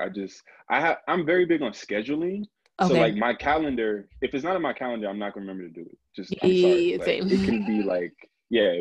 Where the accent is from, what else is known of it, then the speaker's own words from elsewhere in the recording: New Jersey, United States; I'm from Jersey